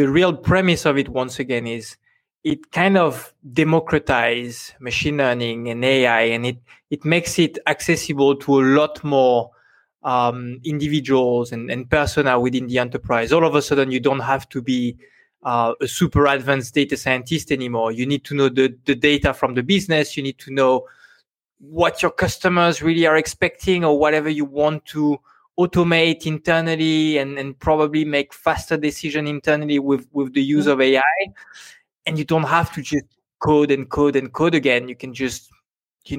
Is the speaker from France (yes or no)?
yes; France; accent: French; English is a second language; now in Singapore; I have very... tough French accent